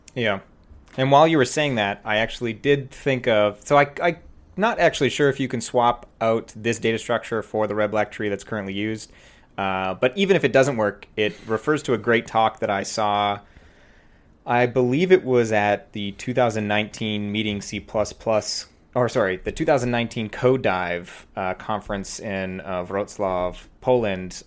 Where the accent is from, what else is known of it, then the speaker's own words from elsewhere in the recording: Prince George, British Columbia, Canada; moved away as an adult; also born or lived in Vancouver / Bay Area; now in Toronto, Canada; it's a small city called Prince George